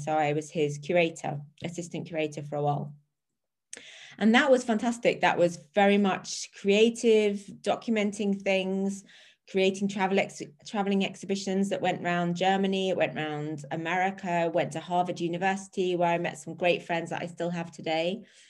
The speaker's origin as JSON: {"language": "English", "country": "Australia", "tie": "born there", "also_born_or_lived": "England", "said": "So obviously, as people can tell from my accent, I was born in Australia. And that's a joke. Born in Australia, we bounced. I had an English mother, an Australian father, and we bounced around a lot as a child between Australia and England."}